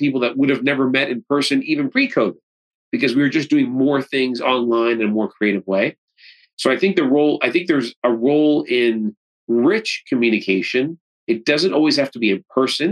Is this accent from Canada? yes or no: yes; Canada; I'm Canadian